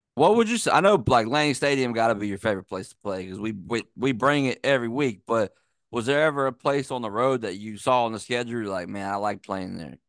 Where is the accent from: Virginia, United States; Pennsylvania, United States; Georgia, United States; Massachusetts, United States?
Virginia, United States; I'm from Virginia